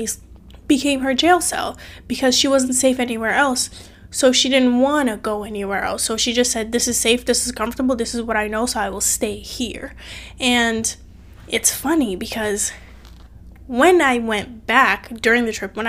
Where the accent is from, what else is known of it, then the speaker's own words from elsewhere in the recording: Cape Verde; now in United States; I'm from a different country. I'm from Cape Verde, small country made up of 10 islands on the west coast of Africa. And so my mom moved from Cape Verde to America when I was 8. And because she moved, I had to live with my aunt and uncle